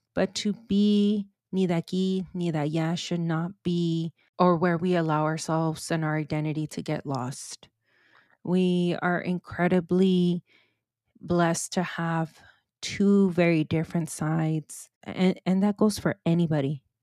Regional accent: California, United States; This is where I was born and raised

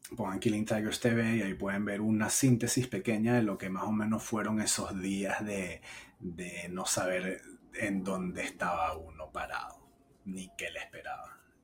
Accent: Venezuela; moved away; en nuestro país, en mi país natal

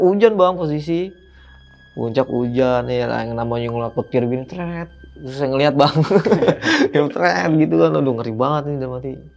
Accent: Jakarta, Indonesia; saya bilang aja dari Jakarta

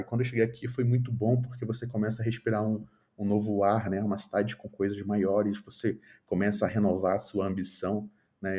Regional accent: Manaus, Amazonas, Brazil; moved away as an adult; na minha cidade natal, que é Manaus

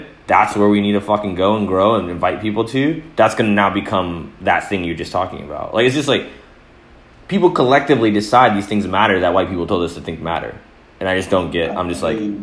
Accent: Atlanta, Georgia, United States; I was born in Atlanta

